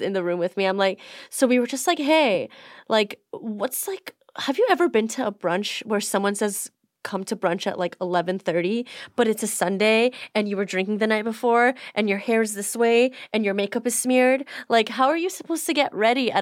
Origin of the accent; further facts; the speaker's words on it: Beverly Hills, California, United States; I grew up specifically in Beverly Hills my whole entire life